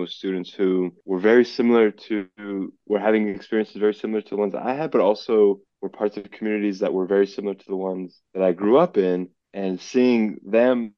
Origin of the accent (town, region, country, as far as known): Los Angeles, California, United States; also born or lived in Isfahan, Iran